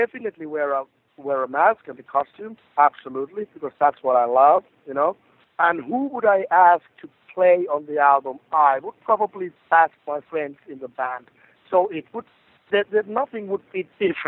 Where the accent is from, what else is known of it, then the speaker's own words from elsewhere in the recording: Rovaniemi, Lapland, Finland; in my hometown in Rovaniemi